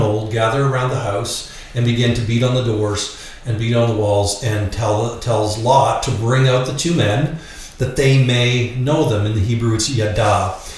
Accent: Canada; accent: Canadian; moved away; I'm actually a Canadian. That's the accent you're hearing.

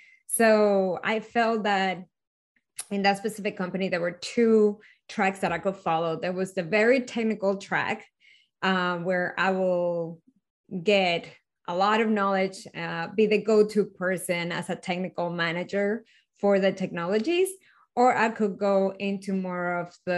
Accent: Venezuela; moved away; I was born and raised in Venezuela

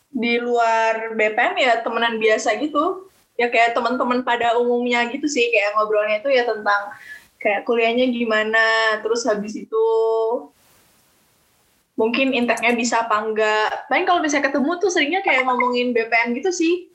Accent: Lampung, Indonesia; gue kan balik karena asal gue di Lampung, jadi gue kayak balik ke Lampung ya udah LDR gitu.

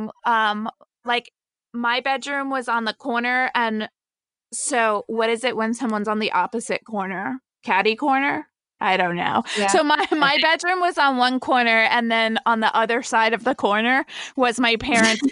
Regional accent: New Jersey, United States; also born or lived in Brazil; I grew up in New Jersey

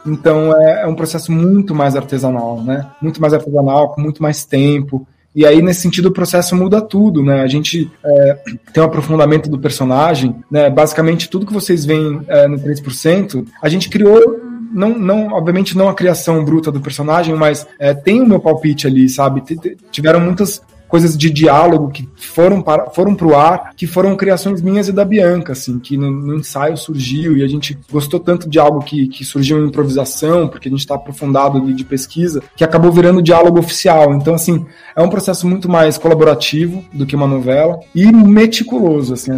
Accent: Brazil; nós, como brasileiros

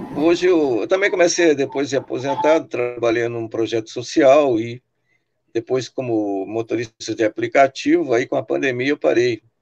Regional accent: Sorocaba, São Paulo, Brazil; now in Rio Claro, Brazil; Eu moro hoje na cidade de Rio Claro, São Paulo. Mas sou sorocabano

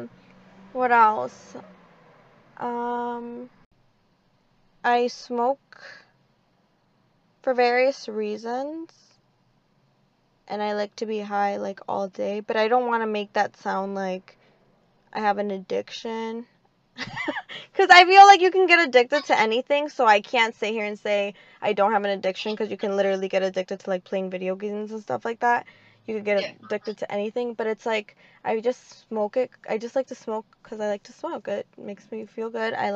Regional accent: Moroleón, Guanajuato, Mexico; now in United States; I am from Moroleón, Guanajuato

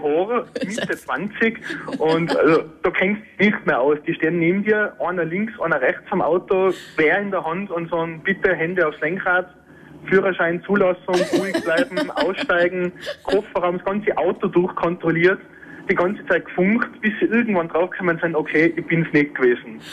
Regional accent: Tyrol, Austria; ich bin aus Tirol, mit einem Unterländer Kennzeichen

